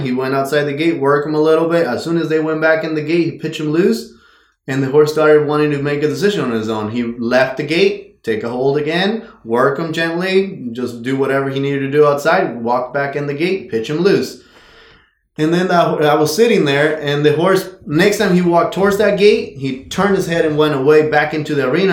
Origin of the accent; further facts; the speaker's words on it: Mexico; moved away as an adult; I was born and raised in Mexico